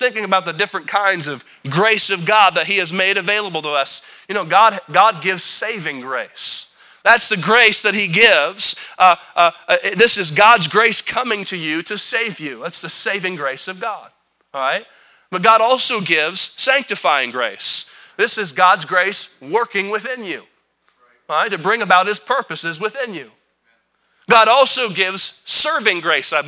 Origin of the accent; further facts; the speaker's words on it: United States; I'm an American